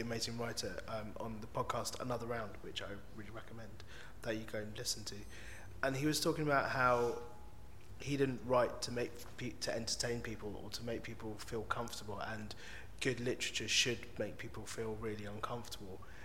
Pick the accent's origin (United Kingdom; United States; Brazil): United Kingdom; London; I really am from London. Northwest